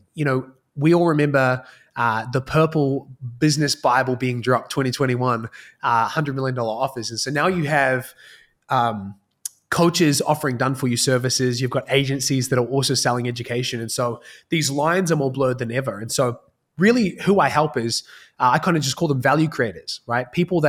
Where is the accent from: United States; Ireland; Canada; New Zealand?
New Zealand; accent: hybrid; I think I've got a pretty hybrid accent at this point, having lived kind of all over the world. But I'm from New Zealand. So grew up in a single parent household.